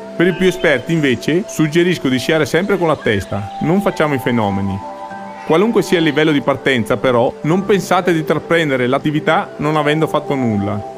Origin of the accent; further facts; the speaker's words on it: Cortina d'Ampezzo, Veneto, Italy; Sono nato e vivo a Cortina